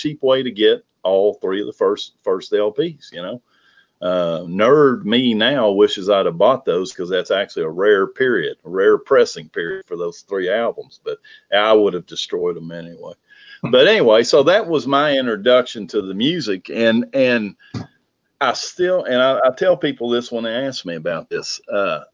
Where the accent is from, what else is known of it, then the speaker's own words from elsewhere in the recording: Lexington, Kentucky, United States; I grew up in Lexington, Kentucky, not a huge town